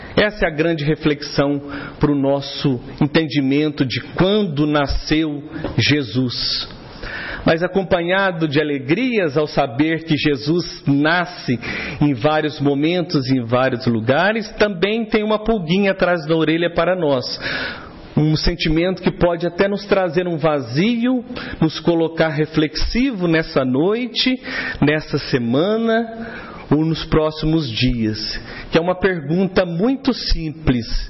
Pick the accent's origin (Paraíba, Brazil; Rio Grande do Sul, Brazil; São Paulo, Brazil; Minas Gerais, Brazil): Minas Gerais, Brazil; Três Corações; ainda menino em Três Corações, minha cidade natal, na minha infância